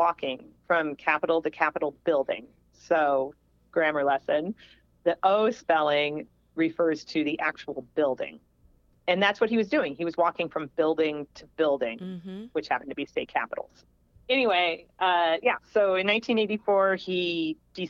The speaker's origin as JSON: {"language": "English", "town": "Springfield", "region": "Illinois", "country": "United States", "tie": "born or raised there"}